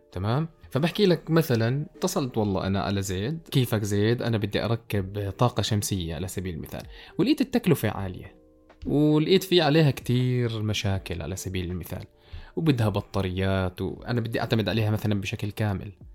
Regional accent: Jordan; عندنا بالاردن

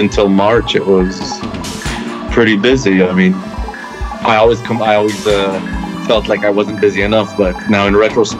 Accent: Israel; moved away as an adult; also born or lived in Columbus, Ohio, United States; now in Amsterdam, Netherlands; I was born in 75 in Ohio, and then my parents moved to Israel in 83, basically. And then I was there for how long? For like 20 years?

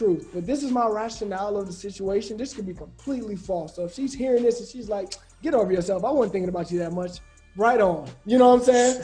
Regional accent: Birmingham, Alabama, United States; I'm from Birmingham, Alabama

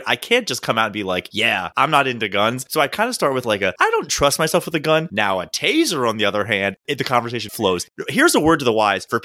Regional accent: Baltimore, Maryland, United States; I'm from Baltimore

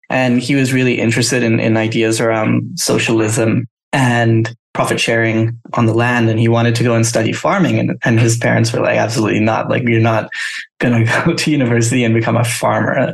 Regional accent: Thailand; well, that's kind of crazy because I grew up in Thailand

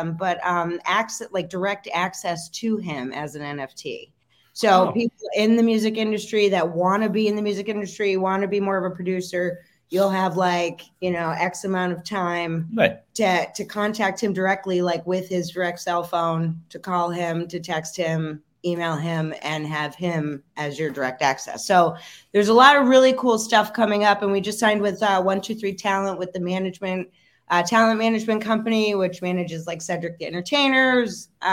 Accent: Pennsylvania, United States; my hometown and, you know, in little square town, Pennsylvania

